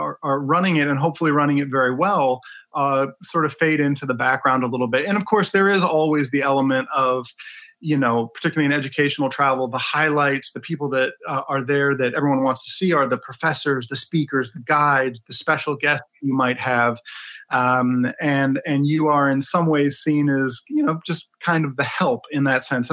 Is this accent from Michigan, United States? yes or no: yes; Ann Arbor, Michigan, United States; also born or lived in Detroit; I was born in Detroit and raised in Ann Arbor